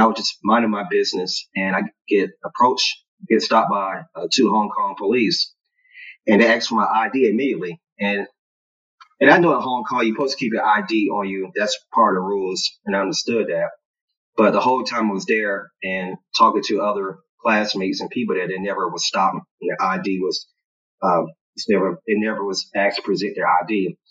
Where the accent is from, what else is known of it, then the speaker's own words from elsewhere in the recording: United States; growing up in the United States, you know, you see yourself as a Black American